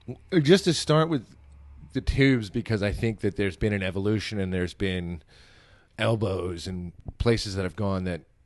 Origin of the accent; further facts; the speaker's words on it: New Jersey, United States; and I'm from New Jersey.